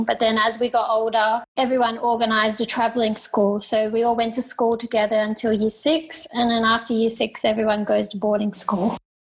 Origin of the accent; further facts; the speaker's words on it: Australia; now in Thailand; I live in Thailand. I'm from Australia. I grew up in a caravan traveling around Australia working shows.